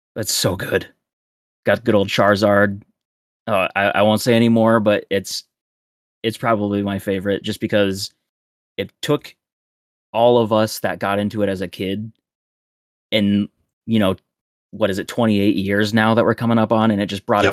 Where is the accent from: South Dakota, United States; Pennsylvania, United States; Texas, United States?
South Dakota, United States; now in Peoria, United States; my hometown Target back in South Dakota in the middle of nowhere